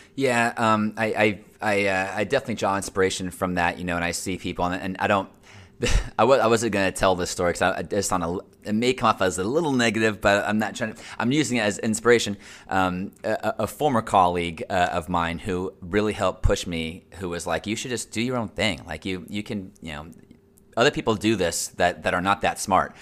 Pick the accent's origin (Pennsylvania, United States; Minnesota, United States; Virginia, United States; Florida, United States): Florida, United States; Central; I was born and raised here in Central Florida. I'm a true Central Florida native